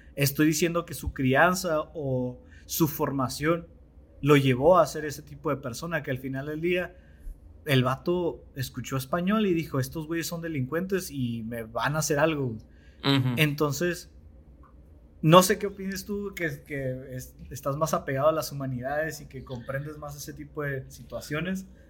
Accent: Mexico; como mexicanos

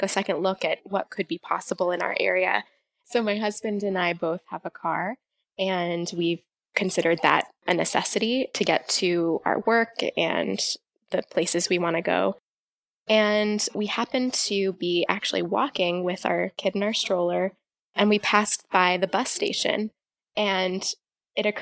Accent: California, United States; moved away as an adult; also born or lived in Davis, California; now in Pittsfield, United States; I grew up in California

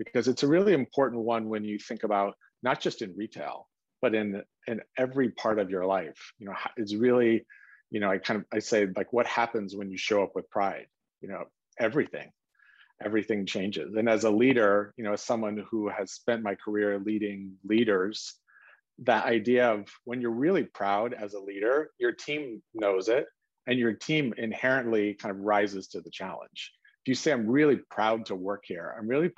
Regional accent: South Lake Tahoe, California, United States; I grew up in South Lake Tahoe, Northern California, on the California side

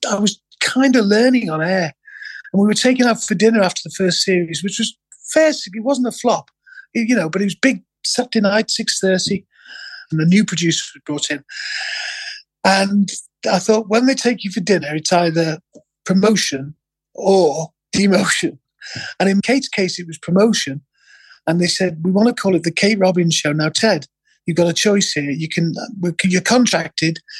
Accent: Liverpool, North West England, United Kingdom; I was born in Walton, Liverpool on August 11th, 1959

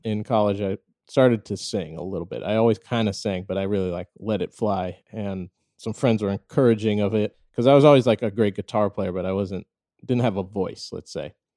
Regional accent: St. Louis, Missouri, United States; I was born and raised in Saint Louis, Missouri

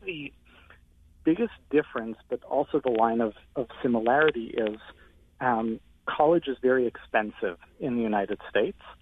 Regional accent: Canada; I'm actually Canadian

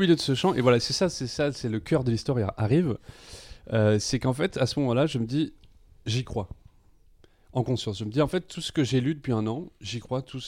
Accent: Nîmes, Occitania, France; je suis né à Nîmes

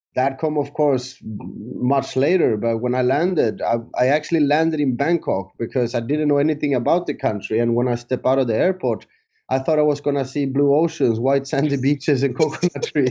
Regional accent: Sweden; moved away as an adult; also born or lived in San Andrés, Colombia; now in Thailand; I moved to Sweden when I was three years old

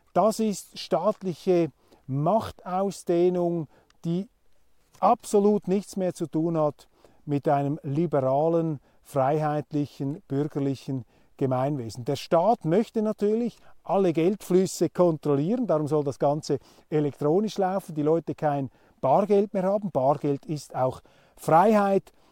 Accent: Switzerland; als Schweizer

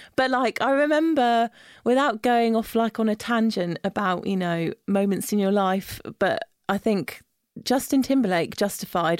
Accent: Isle of Wight, South East England, United Kingdom; moved away as an adult; now in London, United Kingdom; growing up on the Isle of Wight

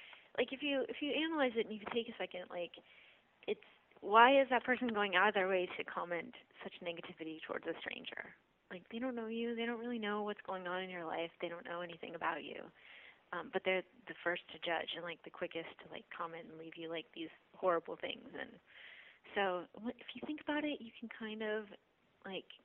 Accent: Portland, United States; I grew up in Portland

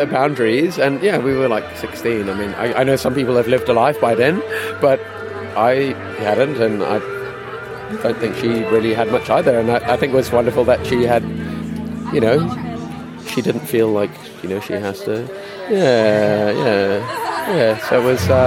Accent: Zimbabwe; so I'm from Zimbabwe, is where I grew up.

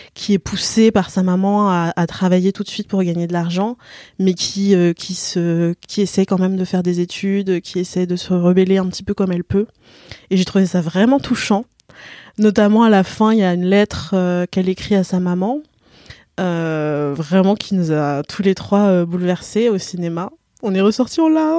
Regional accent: Guadeloupe and Martinique, Antilles, France; je viens de la Guadeloupe et de la Martinique. Et j'y ai vécu

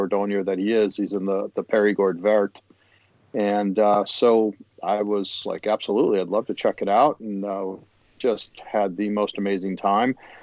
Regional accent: Chicago, Illinois, United States; I'm from Chicago

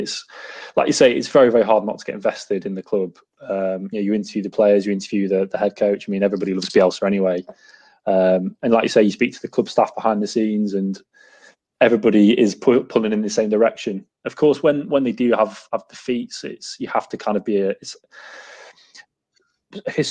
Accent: Lincoln, East Midlands, United Kingdom; moved away as an adult; also born or lived in Doncaster; now in Devon, United Kingdom; I grew up in Lincoln

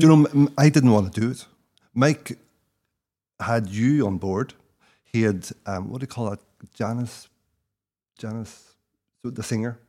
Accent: South Derry, Northern Ireland, United Kingdom; moved away; also born or lived in London; I grew up in Derry

